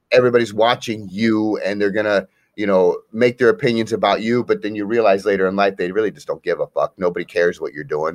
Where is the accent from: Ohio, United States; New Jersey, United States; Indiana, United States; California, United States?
Ohio, United States; Akron; I'm actually from Akron, Ohio